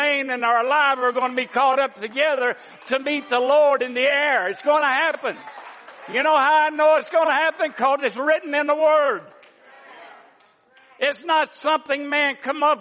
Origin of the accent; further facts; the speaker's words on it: the South, United States; moved away as an adult; I'm from the South. And I've only been up here for 50-something years, but I plan on losing this accent very soon